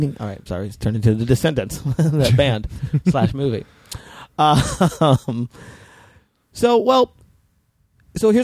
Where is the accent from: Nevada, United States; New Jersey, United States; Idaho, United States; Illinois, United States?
Nevada, United States; Las Vegas; moved away as an adult; also born or lived in Boston; I grew up in Vegas